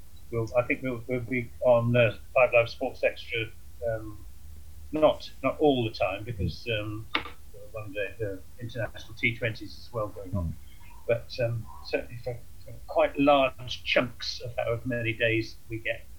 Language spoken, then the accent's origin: English; Totnes, South West England, United Kingdom; I come from South Devon, my home territory, born in Totnes, and so it was brought up in South Devon.